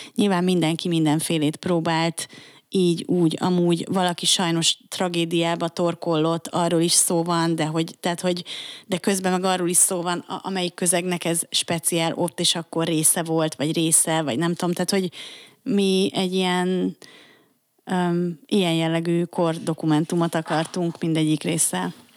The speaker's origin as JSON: {"language": "Hungarian", "region": "Budapest", "country": "Hungary", "tie": "born or raised there", "said": "én Óbudán nőttem fel."}